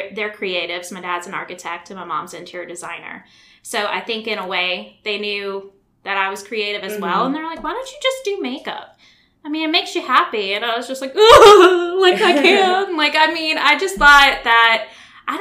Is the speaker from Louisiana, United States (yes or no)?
yes; Baton Rouge, Louisiana, United States; Born and raised Baton Rouge, Louisiana